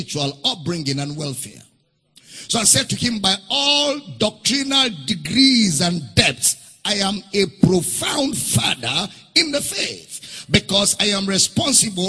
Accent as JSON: {"language": "English", "country": "Nigeria", "said": "During election, I will go as a Nigerian to vote"}